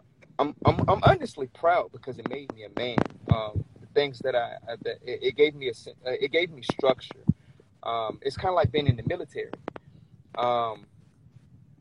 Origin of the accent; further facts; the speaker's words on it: Orlando, Florida, United States; moved away as an adult; now in Richmond, United States; I'm originally from Orlando, Florida. I moved to Richmond, Virginia 5 years ago